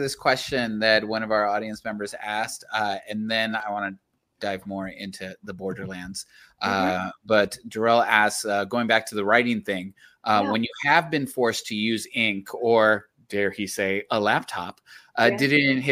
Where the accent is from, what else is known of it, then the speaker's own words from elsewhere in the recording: Laredo, Texas, United States; also born or lived in Austin; I grew up in Laredo, Texas